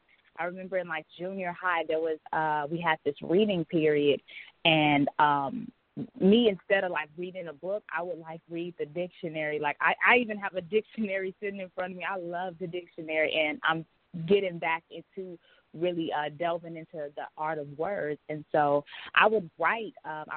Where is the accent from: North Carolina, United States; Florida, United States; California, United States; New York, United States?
California, United States; Pasadena; also born or lived in Pine Bluff, Arkansas / Houston, Texas; now in Atlanta, United States; I'm originally from Pasadena, California. I later moved to Pine Bluff, Arkansas. So if there's any Arkansans in the house, what's up? After that, my family moved to Houston, Texas, and I now reside in Atlanta, Georgia.